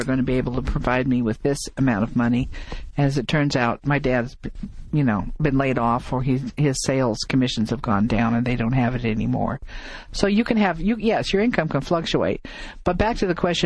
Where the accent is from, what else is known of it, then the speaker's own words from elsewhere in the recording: Midwest, United States; moved away; I come from the Midwest